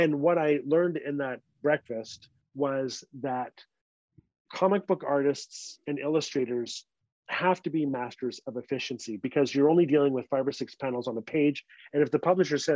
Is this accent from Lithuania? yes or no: no; Fort Smith, Northwest Territories, Canada; moved away; I'm Dene, I'm from the Northwest Territories, I'm a Fort Smither.